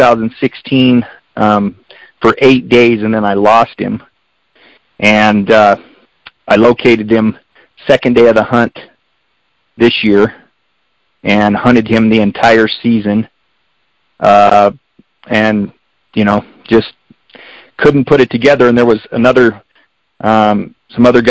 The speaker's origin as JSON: {"language": "English", "town": "Springerville", "region": "Arizona", "country": "United States", "tie": "born or raised there", "also_born_or_lived": "Eagar, Arizona", "said": "I grew up here. I'm born and raised in Springerville, Eager."}